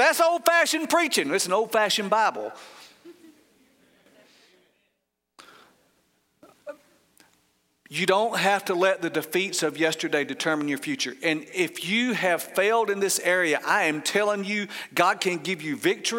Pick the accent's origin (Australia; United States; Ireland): United States; Paulding County, Georgia; I grew up in Pauling County, Georgia